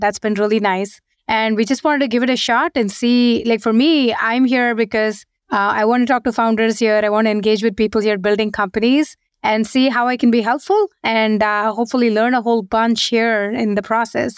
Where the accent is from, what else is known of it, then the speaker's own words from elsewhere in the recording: India; moved away as an adult; also born or lived in Seattle, United States / San Francisco, United States; now in London, United Kingdom; we were born and brought up in India. We moved to the US just as when we joined our first job, and we stayed there for 16 years, 17 years